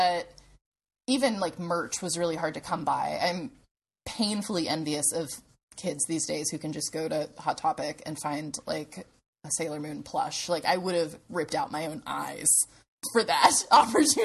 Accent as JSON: {"language": "English", "town": "Clarksville", "region": "Tennessee", "country": "United States", "tie": "born or raised there", "said": "where I grew up in Clarksville, Tennessee."}